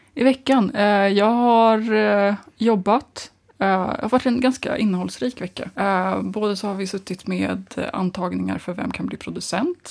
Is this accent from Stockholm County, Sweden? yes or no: yes; Nacka, Stockholm County, Sweden; also born or lived in Glasgow; jag är uppväxt eh, i Nacka utanför Stockholm